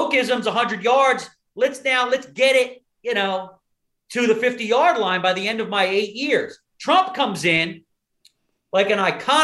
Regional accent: Philadelphia, Pennsylvania, United States; I'm from Philadelphia

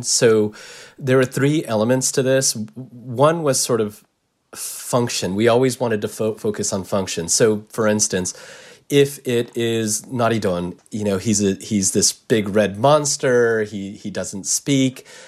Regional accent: United States; I'm Japanese American

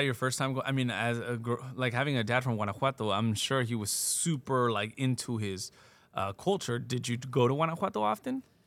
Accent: Pomona, California, United States; also born or lived in Fontana, California; I was born in Pomona

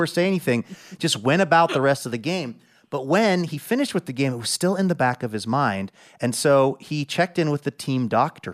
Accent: Seattle, Washington, United States; my hometown of Seattle, Washington

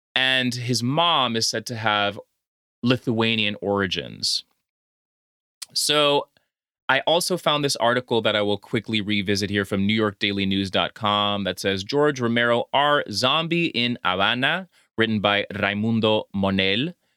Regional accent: Honduras; I'm from Honduras

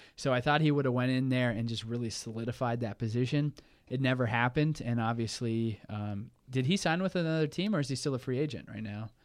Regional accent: Oklahoma, United States; moved away as an adult; now in Wisconsin, United States; I grew up in Oklahoma, and I decided to leave and come to Wisconsin

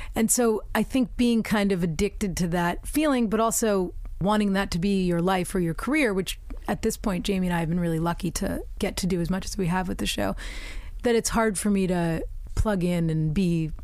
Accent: United States; also born or lived in England; now in United Kingdom

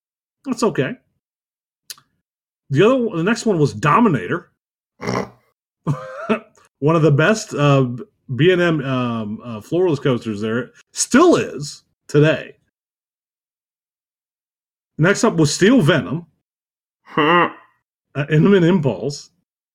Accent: Youngstown, Ohio, United States; born and raised in Northeast Ohio

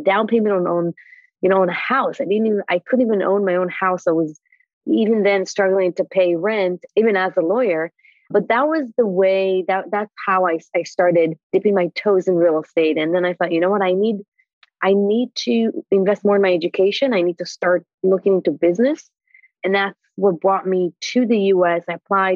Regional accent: Israel; moved away as an adult; now in United States; I was born in Israel

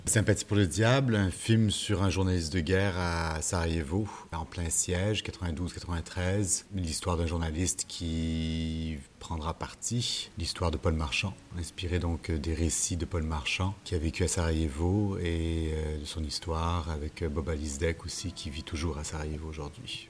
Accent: Montreal, Quebec, Canada; chez moi à Montréal

